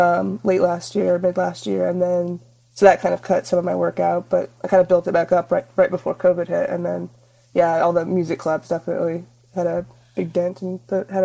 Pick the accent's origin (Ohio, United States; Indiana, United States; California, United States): Indiana, United States; moved away as an adult; now in Austin, United States; I live in Austin. I've been here about 10 years. I'm originally from Indiana, though. I'm a Midwest transplant.